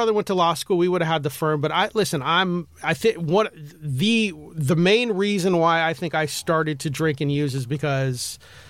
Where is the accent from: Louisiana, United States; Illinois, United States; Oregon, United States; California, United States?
California, United States; Beverly Hills; I grew up in Beverly Hills.